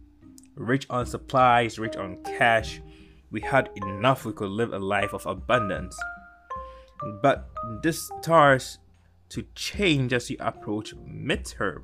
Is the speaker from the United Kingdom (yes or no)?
no; Ghana; I grew up in Ghana